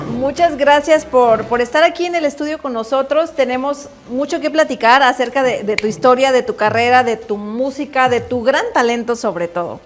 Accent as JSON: {"language": "Spanish", "country": "Mexico", "moved": "yes", "lives_now": "United States", "said": "aquí yo en México obviamente pues no acostumbrábamos esta tradición"}